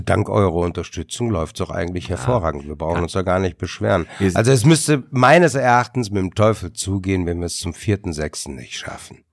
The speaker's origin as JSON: {"language": "German", "town": "Duisburg", "region": "North Rhine-Westphalia", "country": "Germany", "tie": "born or raised there", "said": "Ist meine Geburtsstadt"}